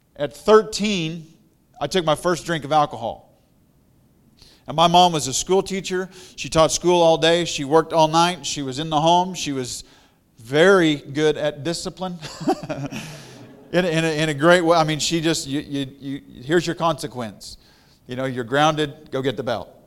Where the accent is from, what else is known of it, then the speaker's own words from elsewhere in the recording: Missouri, United States; also born or lived in Colorado; I'm from Missouri